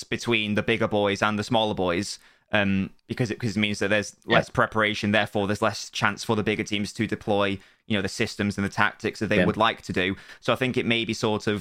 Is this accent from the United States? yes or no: no; England, United Kingdom; I'm English